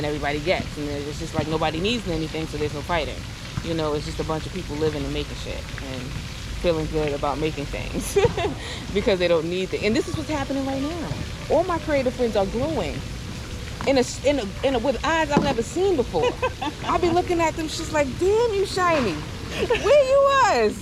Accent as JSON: {"language": "English", "town": "New York City", "region": "New York", "country": "United States", "tie": "born or raised there", "said": "I grew up in Bed-Stuy"}